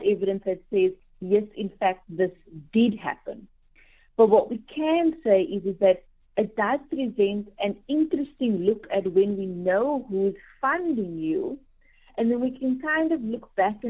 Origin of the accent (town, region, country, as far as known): South Africa